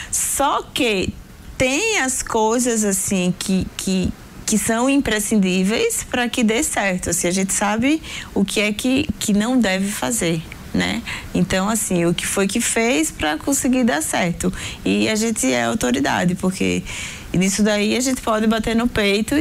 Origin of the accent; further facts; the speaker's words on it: Northeast Region, Brazil; nós somos do Nordeste